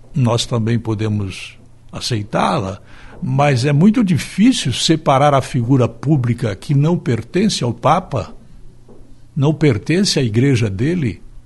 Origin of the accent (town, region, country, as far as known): Brazil